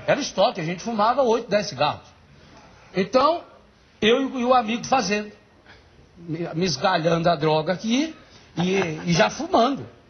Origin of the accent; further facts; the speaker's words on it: Biguá, Minas Gerais, Brazil; Eu nasci num lugar que não tem no mapa nem do município. Chama-se Biguá.